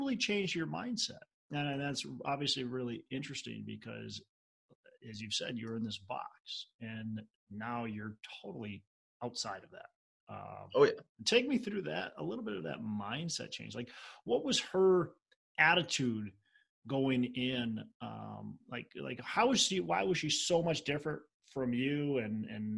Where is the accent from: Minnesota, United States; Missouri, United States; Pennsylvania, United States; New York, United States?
Minnesota, United States; I'm from Minnesota, so I get cold